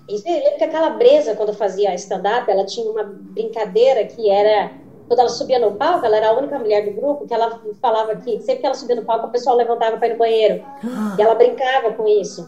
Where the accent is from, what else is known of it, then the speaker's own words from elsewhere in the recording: Mato Grosso, Brazil; moved away as an adult; also born or lived in São Paulo; eu sou de Mato Grosso, né? Não tinha... A primeira vez que eu assisti uma peça de teatro, eu tinha 21 anos, foi quando eu mudei pra São Paulo